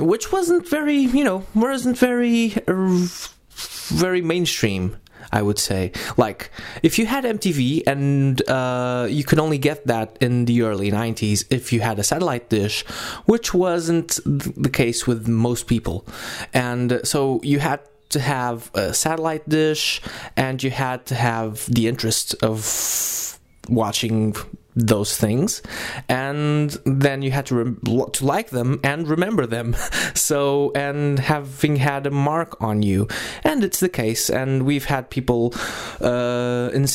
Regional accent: Lisbon, Portugal; we are originally from Lisbon and are in Lisbon right now

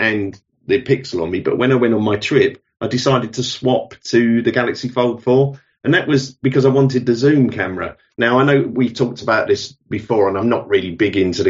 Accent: London, United Kingdom; moved away as an adult; now in King's Lynn, United Kingdom; But as you could probably tell, I wasn't born here. I was born in London originally, and we moved about 20 years ago now. So we moved out of London. I'm 55 now.

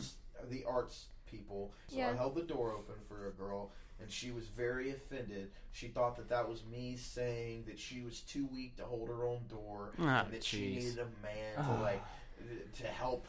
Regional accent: the South, United States; I am a man from the South.

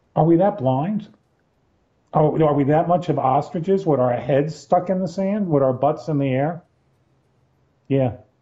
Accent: Black Mountain, North Carolina, United States; my my hometown, Black Mountain, North

